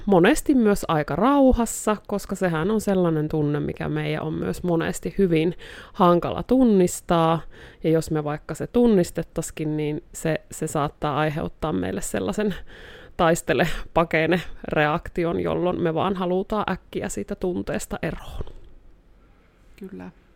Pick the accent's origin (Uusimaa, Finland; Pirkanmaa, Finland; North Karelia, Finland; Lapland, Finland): North Karelia, Finland; Joensuu; now in Rovaniemi, Finland; täältä Joensuusta olen alun alkujaan kotoisin, mutta nykyään asustelen tuolla Rovaniemellä